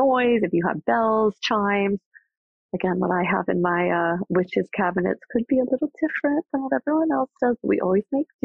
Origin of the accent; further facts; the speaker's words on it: New York, United States; I am a New Yorker